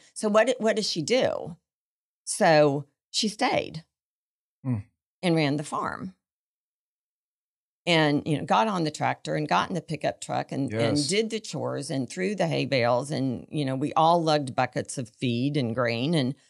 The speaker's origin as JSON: {"language": "English", "region": "Missouri", "country": "United States", "tie": "born or raised there", "said": "I grew up in Missouri."}